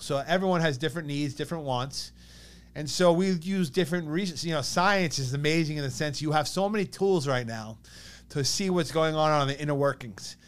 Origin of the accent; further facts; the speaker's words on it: East Meadow, New York, United States; growing up in East Meadow. But like my mom grew up in East Meadow, her parents grew up in East Meadow